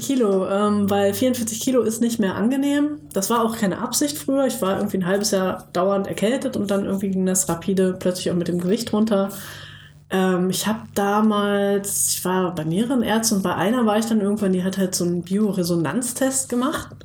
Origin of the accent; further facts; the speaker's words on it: Bad Pyrmont, Lower Saxony, Germany; now in Jüchen, Germany; ursprünglich aus Bad Pyrmont, das ist so eine kleine, beschauliche Kurstadt äh, in der Nähe, ganz, ganz grob in der Nähe von Hannover. Da wurde ich geboren